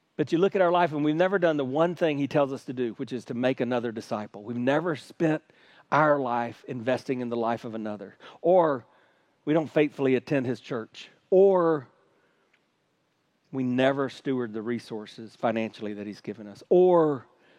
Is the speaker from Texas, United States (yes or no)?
no; Hartsville, South Carolina, United States; I grew up in South Carolina, the buckle of the Bible Belt, where cultural Christianity is king